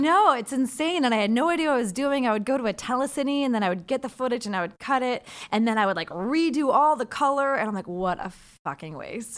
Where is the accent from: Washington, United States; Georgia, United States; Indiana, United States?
Washington, United States; Seattle; I'm from Seattle, so I went to L